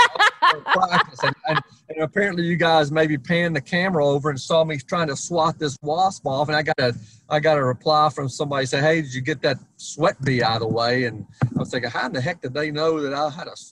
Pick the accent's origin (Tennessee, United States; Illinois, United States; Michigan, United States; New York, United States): Tennessee, United States; Nashville; I grew up in Nashville, Tennessee.